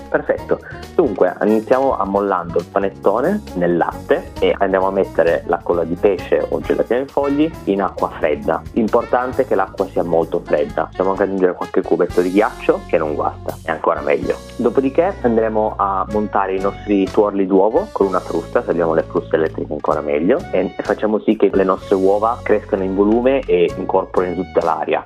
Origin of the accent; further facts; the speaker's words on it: Italy; now in Melbourne, Australia; noi in Italia, o perlomeno da dove vengo io